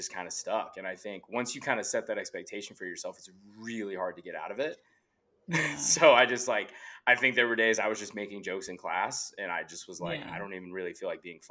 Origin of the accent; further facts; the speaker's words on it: Allen, Texas, United States; also born or lived in Frisco, Texas; I grew up in Allen